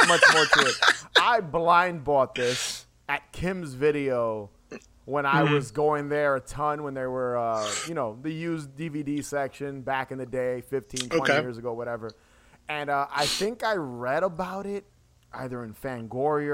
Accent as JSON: {"language": "English", "region": "New York", "country": "United States", "said": "We're both from New York"}